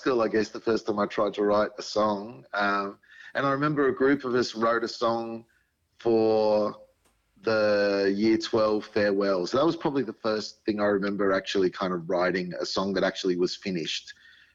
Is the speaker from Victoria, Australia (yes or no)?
no; Sydney, New South Wales, Australia; I grew up in Sydney, so it was Western Sydney